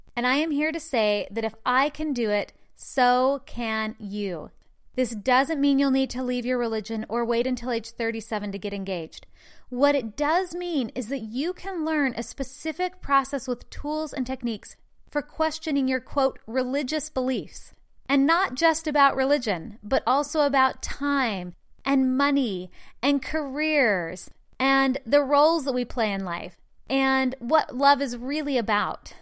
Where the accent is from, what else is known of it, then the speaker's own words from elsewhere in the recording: Utah, United States; I was born and raised in the Mormon religion in the state of Utah